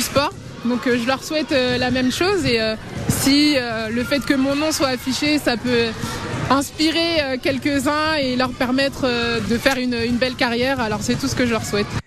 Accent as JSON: {"language": "French", "town": "Reims", "region": "Grand Est", "country": "France", "said": "Quand on vient de Reims"}